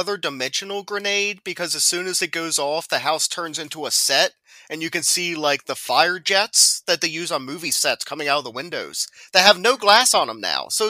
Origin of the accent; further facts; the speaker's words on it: United States; I'm an American.